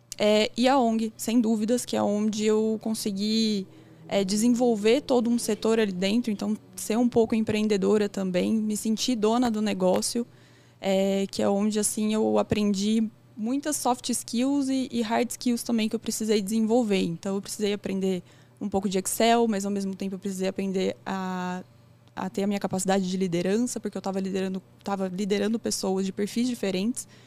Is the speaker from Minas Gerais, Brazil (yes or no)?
no; São Carlos, São Paulo, Brazil; eu sou natural de São Carlos também